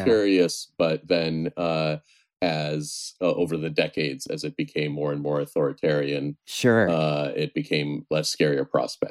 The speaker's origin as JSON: {"language": "English", "town": "Lexington", "region": "Massachusetts", "country": "United States", "tie": "born or raised there", "also_born_or_lived": "Soviet Union / New York", "lives_now": "Salem, United States", "said": "I moved to Lexington, Massachusetts as a child from the former Soviet Union. We fled. Then I lived in New York for a very long time. And a few years ago, moved back to the Boston area."}